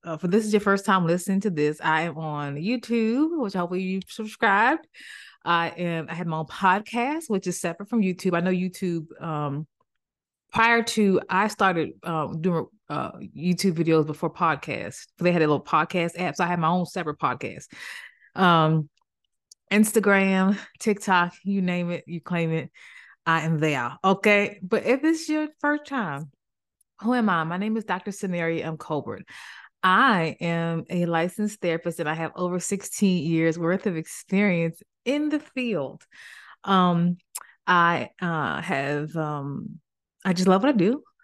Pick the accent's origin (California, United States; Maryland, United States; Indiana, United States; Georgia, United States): Maryland, United States; moved away; also born or lived in Greensboro, North Carolina / Cary, North Carolina; I'm from Maryland